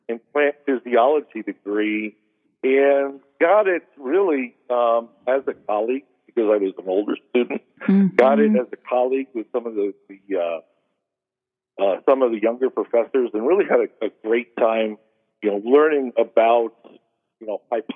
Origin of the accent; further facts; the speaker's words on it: New York, United States; moved away as an adult; also born or lived in Mauritania / Maryland; I grew up in New York